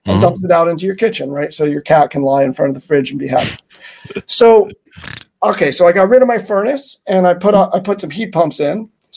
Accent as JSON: {"language": "English", "town": "New York City", "region": "New York", "country": "United States", "tie": "born or raised there", "said": "I was born and raised in New York City"}